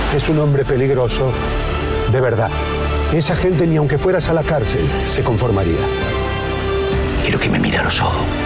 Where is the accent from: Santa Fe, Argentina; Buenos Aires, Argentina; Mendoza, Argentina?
Santa Fe, Argentina; Rosario; moved away; los rosarinos somos, somos muy chauvinistas, los rosarinos